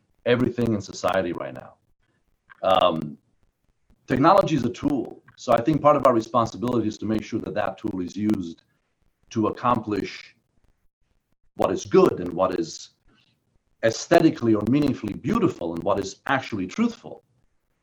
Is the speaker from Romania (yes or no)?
yes; Romania; moved away; I was born in Romania under Ceausescu, under communism